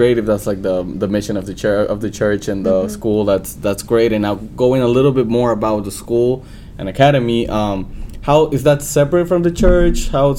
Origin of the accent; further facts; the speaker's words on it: El Salvador; first language Spanish; English is a second language; now in St. Louis, United States; I was born and raised in El Salvador. I grew up there, so my first language is Spanish, and I went to a bilingual school to learn English.